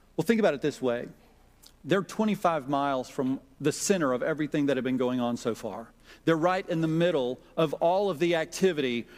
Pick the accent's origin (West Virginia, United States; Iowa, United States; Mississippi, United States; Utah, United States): Mississippi, United States; Jackson; moved away; growing up in Jackson, Mississippi in a close knit church.